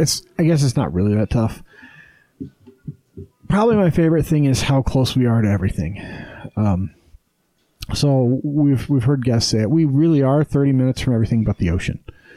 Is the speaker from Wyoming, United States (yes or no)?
yes; Wyoming, United States; now in Utah, United States; And I grew up in the mountains. I grew up in Wyoming, in, you know, a fucking shitty desert, worse than Utah. But I've lived here half my life now, almost.